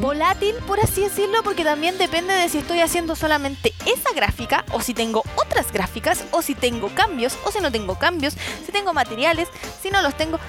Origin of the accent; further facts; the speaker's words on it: Chile; nosotros los chilenos porque somos chilenos